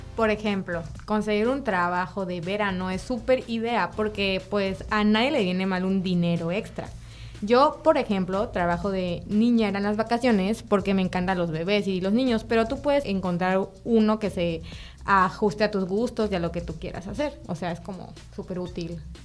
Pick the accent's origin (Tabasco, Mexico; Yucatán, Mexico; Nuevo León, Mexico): Tabasco, Mexico; moved away; Yo no soy de aquí, yo soy de Tabasco